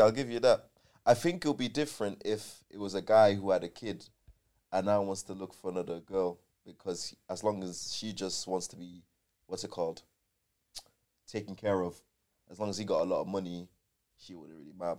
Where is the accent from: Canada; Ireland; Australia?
Ireland; Dublin, Leinster; also born or lived in Nigeria; now in Manchester, United Kingdom; I was born and bred in Dublin